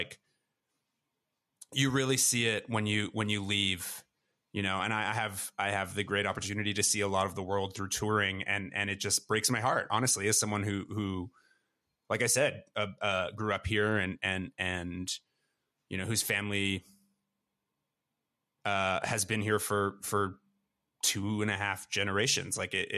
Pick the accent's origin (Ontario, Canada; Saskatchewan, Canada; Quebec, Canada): Ontario, Canada; Toronto; a place like the Junction in Toronto, which is a neighborhood that I grew up in the West End.